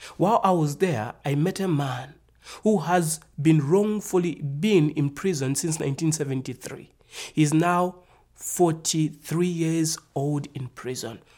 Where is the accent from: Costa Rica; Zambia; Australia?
Zambia; I'm from Africa. I was born in the nation called Zambia.